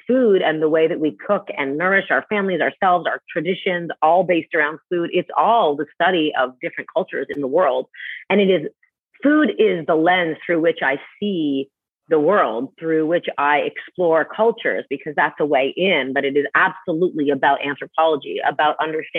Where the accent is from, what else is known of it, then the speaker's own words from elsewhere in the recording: Canada; moved away; I'm from Canada